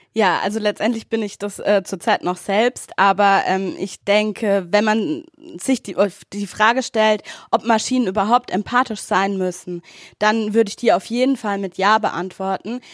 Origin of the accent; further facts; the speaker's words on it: Wilhelmsfeld, Baden-Württemberg, Germany; Ich komme aus Willemsfeld, das ist im Rhein-Neckar-Kreis